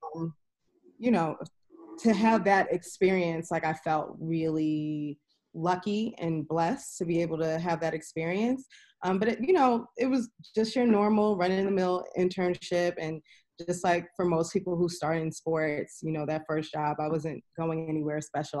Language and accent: English; New York City, New York, United States; also born or lived in Harlem, New York; I am from New York, born and raised in Queens